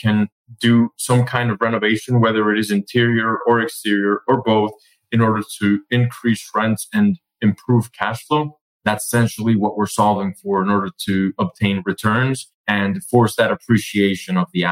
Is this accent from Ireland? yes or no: no; Colombia; now in United States; we were originally born and raised in Colombia. So we're both foreigners in the States